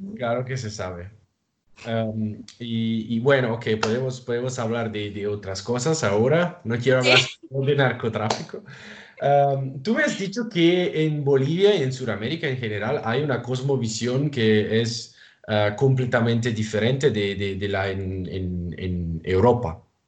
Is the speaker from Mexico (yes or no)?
no; Italy; Spanish is a second language; en mi país, en Italia